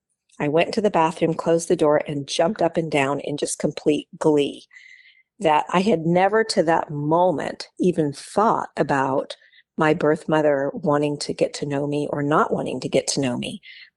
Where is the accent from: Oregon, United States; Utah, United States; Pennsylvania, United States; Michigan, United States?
Oregon, United States; born there; I was born in Oregon.